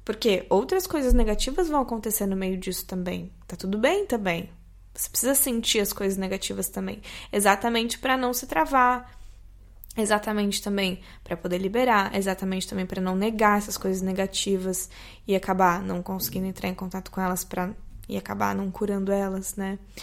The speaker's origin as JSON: {"language": "Portuguese", "country": "Brazil", "said": "como brasileiros"}